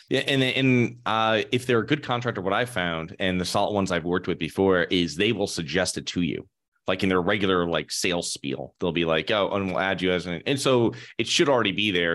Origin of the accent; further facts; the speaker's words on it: Connecticut, United States; moved away; I'm originally from Connecticut